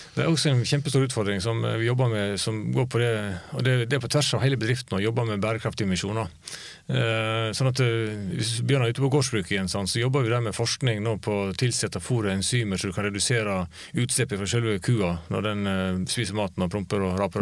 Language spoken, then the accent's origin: Norwegian; Luster, Vestland, Norway; moved away; Luster mm. der jeg kommer fra. En liten bygd på Vestlandet.